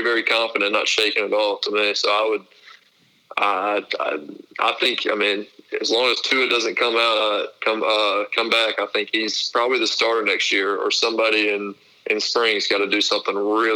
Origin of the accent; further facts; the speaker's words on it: Alabama, United States; We growing up in Alabama